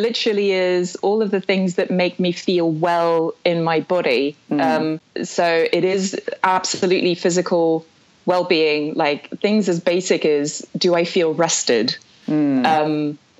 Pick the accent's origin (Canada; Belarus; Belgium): Belgium; also born or lived in South Africa / France; I was born in Belgium, actually. I'm half British, half Belgian, as you know.